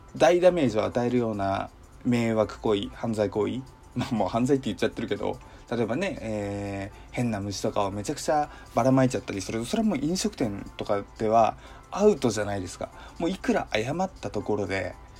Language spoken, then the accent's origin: Japanese; Hokkaido, Japan; moved away as an adult; now in Kanto, Japan; 実家が北海道、生まれも育ちも北海道なので